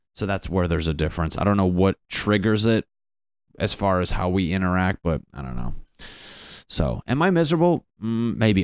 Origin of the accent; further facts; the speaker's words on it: Connecticut, United States; moved away as an adult; now in Los Angeles, United States; I'm from Connecticut